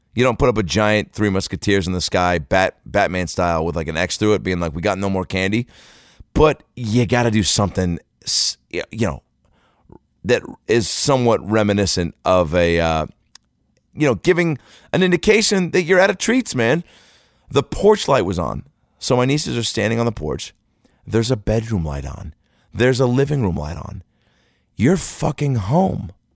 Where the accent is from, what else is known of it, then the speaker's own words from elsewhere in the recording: Seattle, Washington, United States; now in Los Angeles, United States; I'm here in Seattle, Washington, home, I came home today from Los Angeles to Seattle to trick or treat with my nieces and nephew